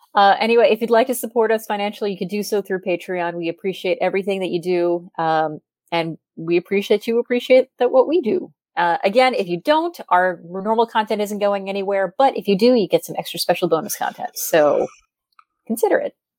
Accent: United States; as an American fan

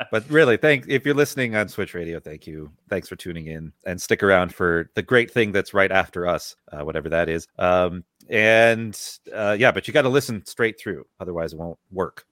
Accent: United States; we're from America

